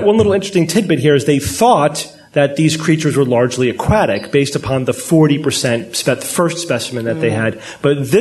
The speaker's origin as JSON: {"language": "English", "country": "United States", "said": "as an American skeptic"}